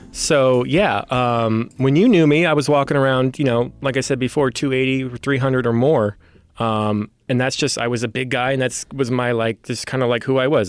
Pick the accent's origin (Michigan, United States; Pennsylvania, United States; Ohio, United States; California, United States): California, United States; San Francisco; I was born and raised here in San Francisco